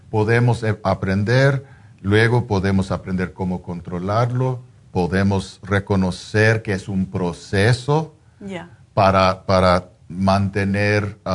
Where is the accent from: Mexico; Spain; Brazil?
Mexico; Soy mexicano.